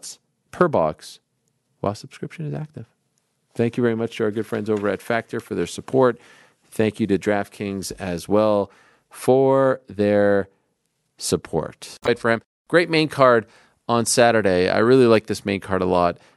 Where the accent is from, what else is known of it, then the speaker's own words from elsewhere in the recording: Canada; I'm Canadian.